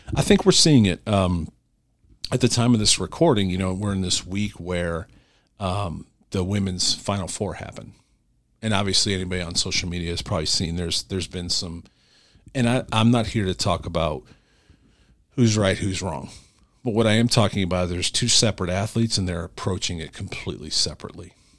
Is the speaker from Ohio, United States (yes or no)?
yes; Cleveland, Ohio, United States; I'm from Cleveland